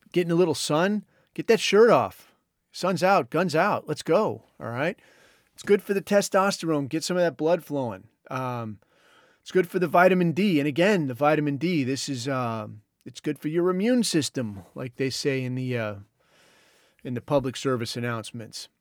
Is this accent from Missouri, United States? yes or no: no; Southern California, United States; I grew up in Southern California